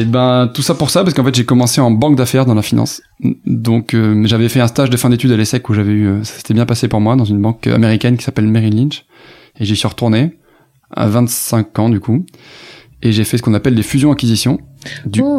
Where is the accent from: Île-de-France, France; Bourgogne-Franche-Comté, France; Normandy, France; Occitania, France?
Occitania, France; Toulouse; moved away as an adult; also born or lived in Cergy-Pontoise; Moi je viens de Toulouse donc je suis du sud-ouest